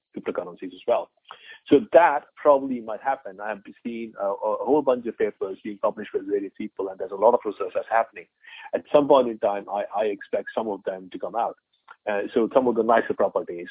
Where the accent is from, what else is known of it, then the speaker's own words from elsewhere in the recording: India; moved away as an adult; I'm an Indian. I was born in India. I spent, the whole of my teens and early 20s in India.